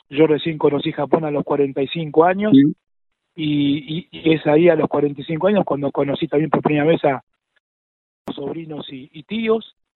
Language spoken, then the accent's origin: Spanish; Argentina; yo soy argentino. Eh, mis viejos y mis abuelos vinieron a Argentina